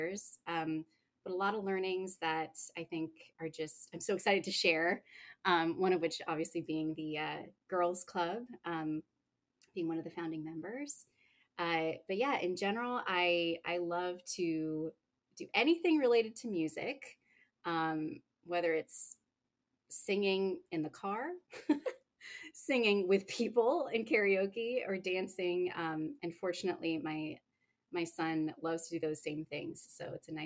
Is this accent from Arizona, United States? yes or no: no; San Diego, California, United States; also born or lived in Bay Area / New York; I am living in San Diego, which is my hometown